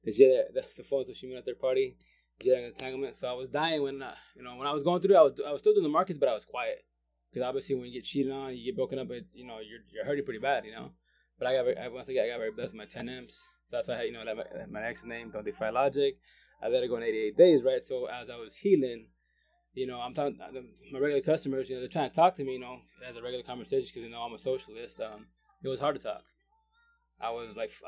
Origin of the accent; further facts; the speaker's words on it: Yakima Valley, Washington, United States; I'm from Yakima Valley, but go to Seattle side to do the farmers market